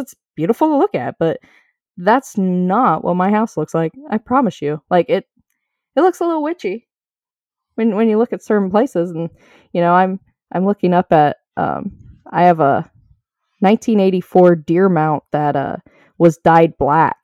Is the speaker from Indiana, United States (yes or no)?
yes; Indiana, United States; now in Ohio, United States; I didn't grow up in Ohio. I live in Ohio and I came from Indiana